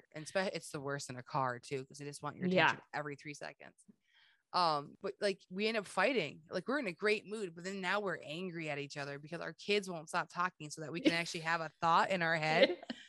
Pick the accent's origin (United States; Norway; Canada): Canada; I am French Canadian, my friend. I have visited your cities, your towns, your provinces.